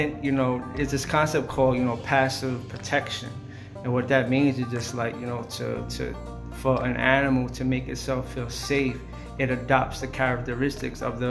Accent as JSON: {"language": "English", "town": "Wyandanch", "region": "New York", "country": "United States", "tie": "born or raised there", "said": "I grew up in Wyandance, Long Island"}